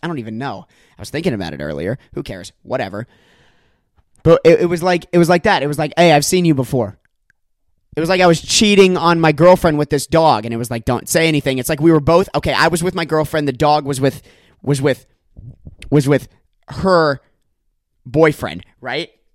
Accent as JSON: {"language": "English", "area": "near Disney World", "region": "Florida", "country": "United States", "tie": "born or raised there", "moved": "yes", "lives_now": "Los Angeles, United States", "said": "I grew up right near Disney World, like literally five minutes from Disney World. That's where I, that's where my hometown is, and I grew up there"}